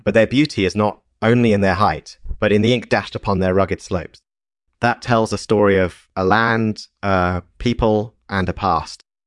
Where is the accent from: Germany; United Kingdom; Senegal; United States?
United States; Pacific Northwest; I grew up in the Pacific Northwest, and there's a lot of rain and fog up there.